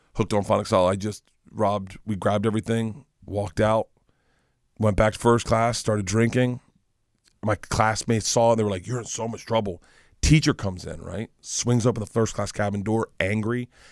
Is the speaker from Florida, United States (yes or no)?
yes; Tampa, Florida, United States; moved away; I grew up in Florida.